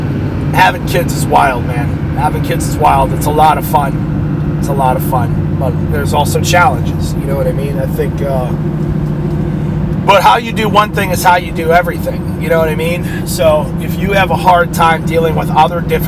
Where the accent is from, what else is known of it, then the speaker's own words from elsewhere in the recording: New York, United States; also born or lived in New Hampshire; when we moved from New Hampshire to New York, my mom came out with me, 3 years old